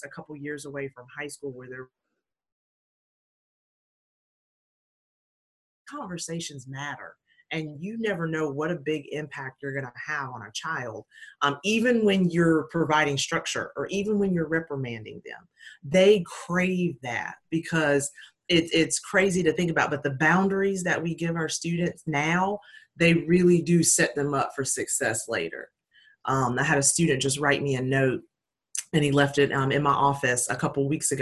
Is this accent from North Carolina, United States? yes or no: yes; Hickory, North Carolina, United States; also born or lived in Puerto Rico; my hometown of Hickory, North Carolina